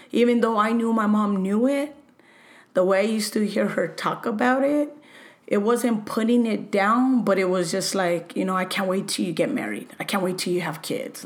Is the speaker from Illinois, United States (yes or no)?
no; Los Angeles, California, United States; I was raised in LA, El Sereno, Alhambra, and those are my roots